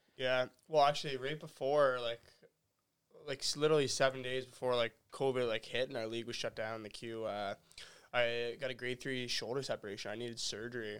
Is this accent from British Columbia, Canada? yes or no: no; Halifax, Nova Scotia, Canada; growing up in Halifax